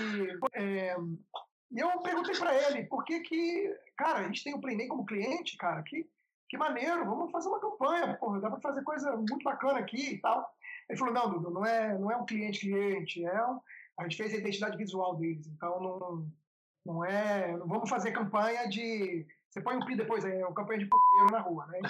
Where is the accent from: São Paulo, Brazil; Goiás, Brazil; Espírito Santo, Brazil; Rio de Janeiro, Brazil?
Espírito Santo, Brazil; Vitória; moved away; a gente é de Vitória do Espírito Santo